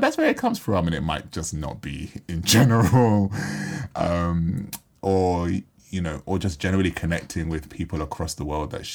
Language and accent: English; Jamaica; being from Jamaica